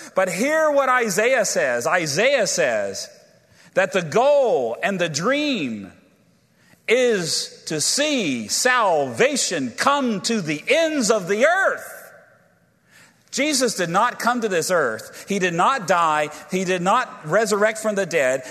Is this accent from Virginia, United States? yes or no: yes; Virginia, United States; I'm from Virginia